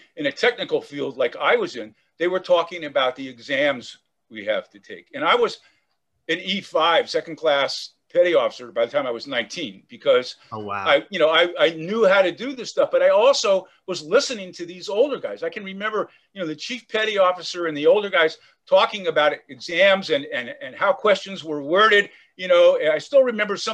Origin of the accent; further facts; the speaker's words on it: Oakland, California, United States; I grew up in Oakland, California, in the Bay Area.